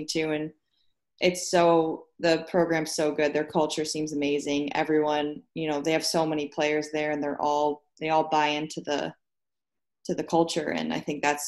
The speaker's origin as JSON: {"language": "English", "town": "Buffalo", "region": "New York", "country": "United States", "tie": "born or raised there", "also_born_or_lived": "Boston", "said": "my hometown team"}